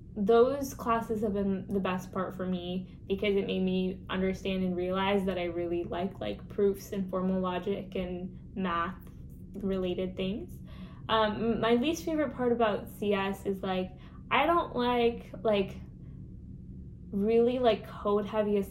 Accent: Washington, United States; also born or lived in Colorado / California; I was born in Colorado, but we moved to California for 2 years and then we moved to Washington, but I like came to Washington when I was in first grade.

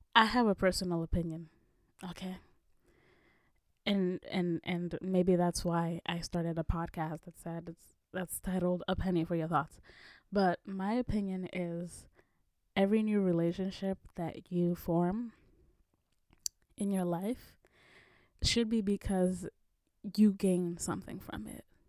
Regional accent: Kenya; moved away; my home country, Kenya

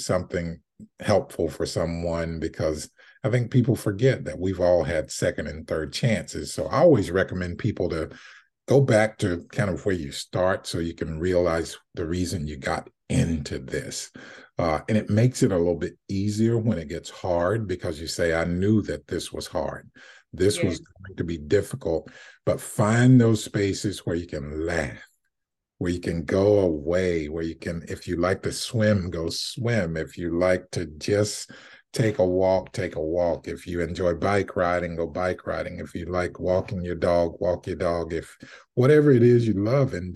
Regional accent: South Carolina, United States; moved away; I'm from South Carolina

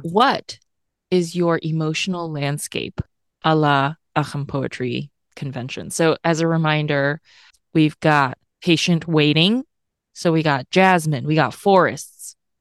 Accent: Tennessee, United States; moved away; also born or lived in California; I grew up in Tennessee

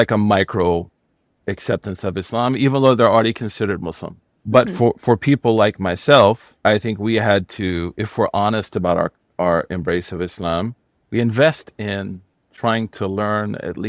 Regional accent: Oklahoma, United States; And I'm from Oklahoma.

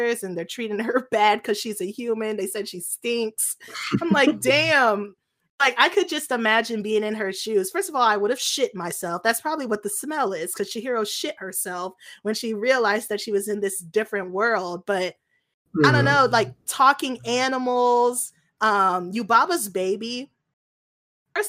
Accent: United States; as an American

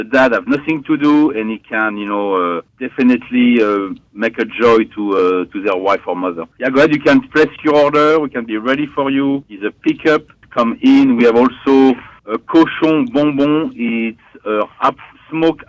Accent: Paris, Île-de-France, France; moved away as an adult; now in North Carolina, United States; Originally from Paris, France

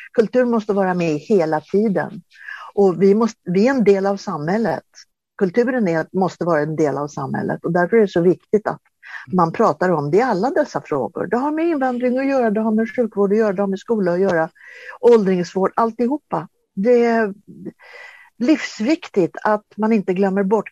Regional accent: Sweden; född och uppvuxen i Sverige

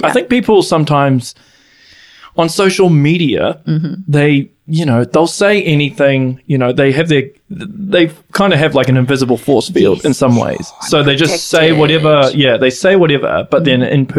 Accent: Auckland, New Zealand; moved away; I'm originally from Auckland.

